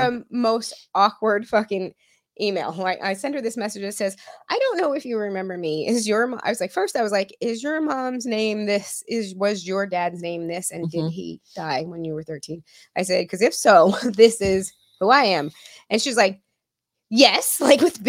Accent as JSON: {"language": "English", "town": "Las Vegas", "region": "Nevada", "country": "United States", "tie": "born or raised there", "moved": "yes", "said": "growing up in Vegas, like in high school kind of situation"}